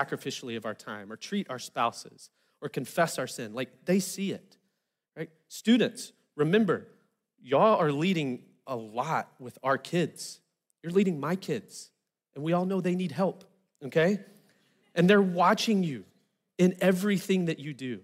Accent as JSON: {"language": "English", "region": "Arkansas", "country": "United States", "said": "I'm from Arkansas, so I'm used to things being a little low-key"}